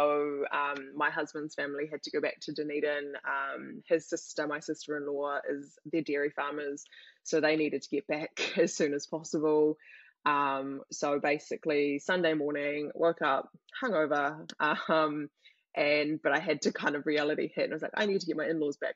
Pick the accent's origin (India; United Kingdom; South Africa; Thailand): Thailand; now in New Zealand; I'm from Thailand